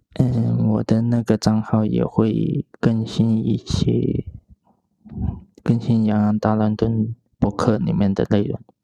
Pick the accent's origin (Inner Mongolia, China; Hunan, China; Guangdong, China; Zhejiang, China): Guangdong, China; Foshan; moved away as an adult; now in Chengdu, China; 我的家乡佛山